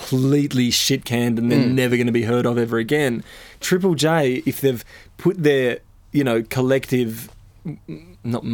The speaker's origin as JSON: {"language": "English", "country": "Australia", "said": "being Australian"}